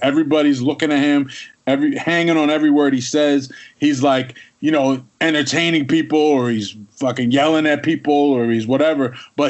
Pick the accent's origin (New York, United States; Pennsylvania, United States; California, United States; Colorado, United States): Pennsylvania, United States